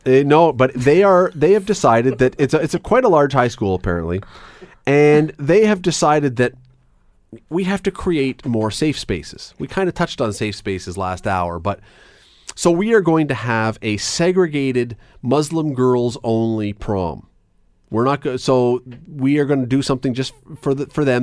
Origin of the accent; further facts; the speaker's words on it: Toronto, Ontario, Canada; moved away as an adult; now in Hamilton, Canada; I grew up in Toronto. I moved here as a young adult